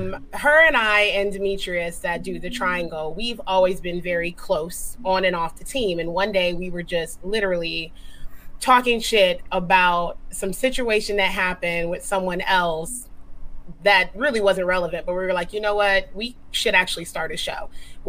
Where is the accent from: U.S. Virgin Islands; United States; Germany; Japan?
Japan; CJ and I grew up together in Japan.